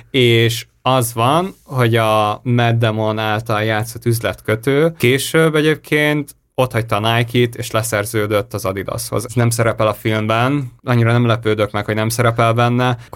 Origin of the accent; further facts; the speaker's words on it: Hungary; Annyira furáztam, hogy magyarként nézni